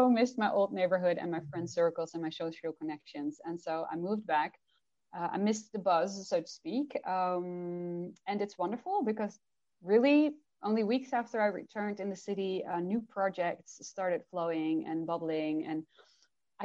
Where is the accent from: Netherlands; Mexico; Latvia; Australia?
Netherlands; first language Dutch; English is a second language; I do work in Dutch with private clients that are Dutch. And that means I channel in Dutch as well, obviously, that's my first language